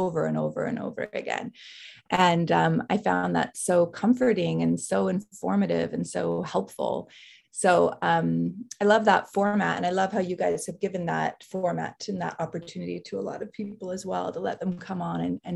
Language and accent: English; Salt Lake City, Utah, United States; moved away as an adult; also born or lived in Philadelphia; I grew up in Salt Lake City, Utah